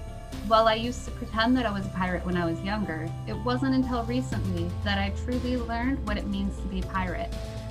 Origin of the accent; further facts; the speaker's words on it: Michigan, United States; now in Oregon, United States; I was born and raised in Michigan and have transplanted into Oregon